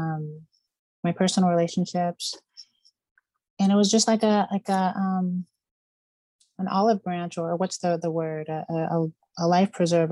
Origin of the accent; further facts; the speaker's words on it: Reston, Virginia, United States; now in Las Vegas, United States; I'm from Reston, Virginia, originally. It's a suburb of DC.